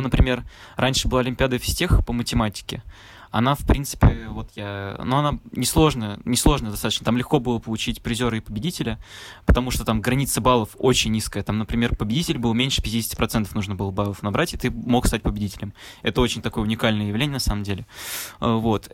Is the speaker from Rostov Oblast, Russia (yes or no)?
no; Nizhny Novgorod, Nizhny Novgorod Oblast, Russia; moved away; я, получается, из Нижнего Новгорода